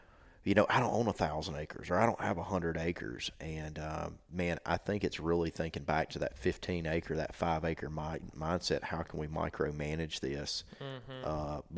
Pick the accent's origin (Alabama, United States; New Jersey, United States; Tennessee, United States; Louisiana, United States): Alabama, United States; I grew up in South Alabama, and we had, you know, 15 acres around my house.